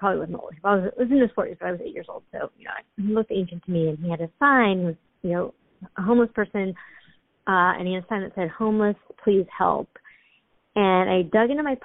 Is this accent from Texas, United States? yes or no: no; San Francisco, California, United States; moved away; I grew up in San Francisco. I'm you know, second generation American in a small Chinese American community in San Francisco.